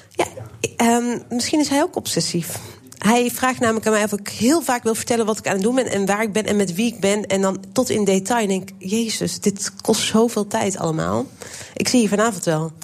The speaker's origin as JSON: {"language": "Dutch", "town": "Waalwijk", "region": "North Brabant", "country": "Netherlands", "tie": "born or raised there", "said": "Ik ben opgegroeid in Waalwijk"}